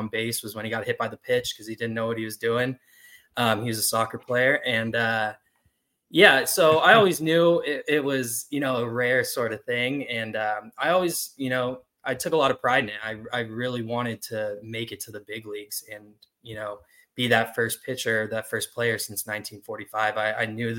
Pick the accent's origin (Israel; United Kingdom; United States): United States; California; also born or lived in Ireland; I was born in Ireland, but I grew up in California.